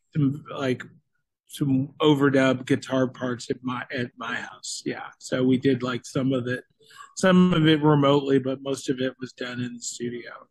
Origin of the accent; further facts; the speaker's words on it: Florida, United States; now in Nashville, United States; we're from Florida, and now we're based in Nashville, Tennessee.